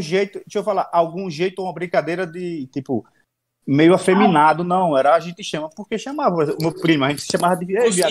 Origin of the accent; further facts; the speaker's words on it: Northeast Region, Brazil; eu sou do Nordeste